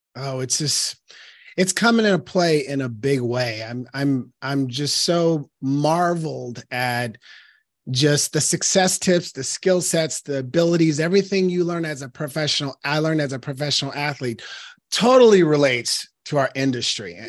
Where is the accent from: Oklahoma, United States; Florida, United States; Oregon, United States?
Oregon, United States; Portland; I was born and raised in Northeast Portland, Oregon